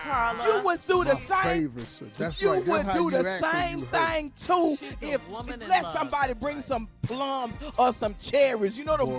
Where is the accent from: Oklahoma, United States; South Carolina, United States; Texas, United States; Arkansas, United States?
Arkansas, United States; You know I'm from Arkansas. We always carry a blade.